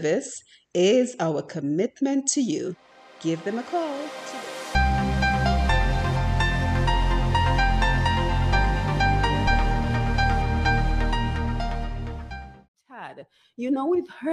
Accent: Dominica; we grew up in Dominica

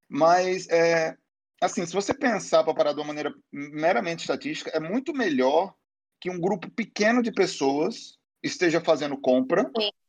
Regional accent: Aracaju, Sergipe, Brazil; moved away as an adult; now in Rio de Janeiro, Brazil; eu moro no Rio, né, já tem, acho que doze anos, sei lá, mas, é, fui criado em Aracaju

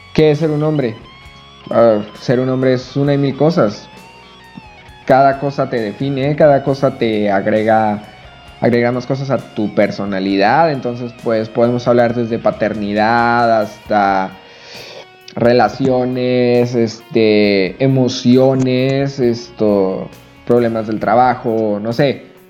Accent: Chihuahua, Mexico; now in Todos Santos, Mexico; soy de la ciudad de Chihuahua, ahorita radico en un pueblo que se llama Todos Santos.

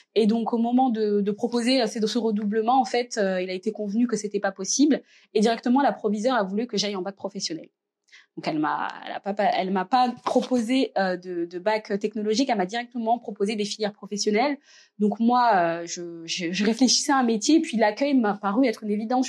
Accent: Reims, Grand Est, France; also born or lived in Verdun; Je suis née dans la petite ville de Verdun, mais j'ai grandi à Reims puisque ma famille et moi, on est arrivés euh, euh, quand j'étais toute petite euh, à Reims, donc en première section de maternelle.

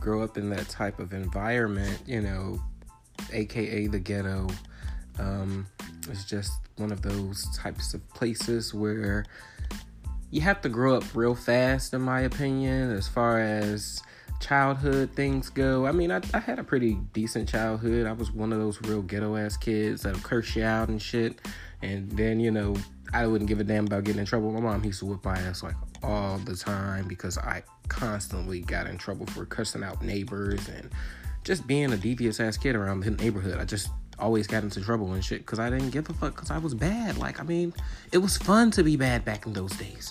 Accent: a small town right outside of Chicago, Illinois, United States; I'm from a small town right outside of Chicago

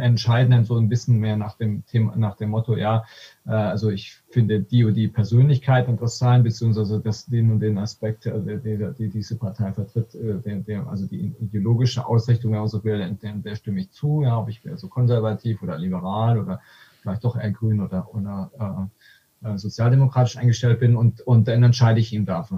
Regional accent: Aalen, Baden-Württemberg, Germany; Ich komme aus, aus dem Schwäbischen, aus, mhm. aus, äh, ähm, aus, aus Württemberg, ja, Aalen

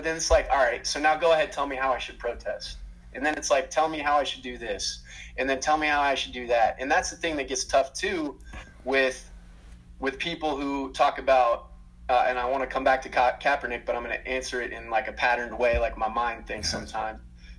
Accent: Minnesota, United States; also born or lived in Georgia; And I'm from Minnesota, man, from Minnesota and Georgia.

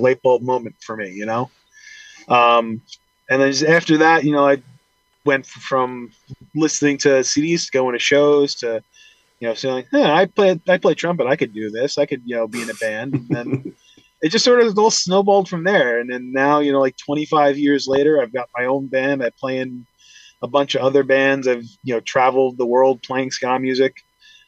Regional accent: Huntington, New York, United States; I'm from Huntington, New York

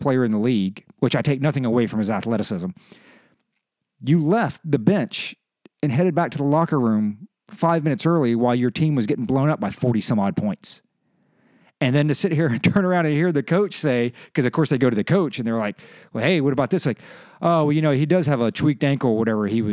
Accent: the South, Virginia, United States; I grew up in the South and that's what we did. Like every 2 weeks they would come to the Richmond Coliseum and my dad would take me

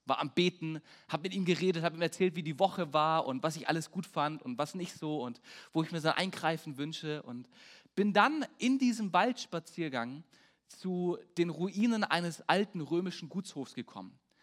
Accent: Peine, Lower Saxony, Germany; Bei uns in Peine haben wir so einen Spruch, der heißt Stahl und Stärke. Äh, Stahl und Herke ist Peines Stärke. Also Herke ist unser Regionalbier.

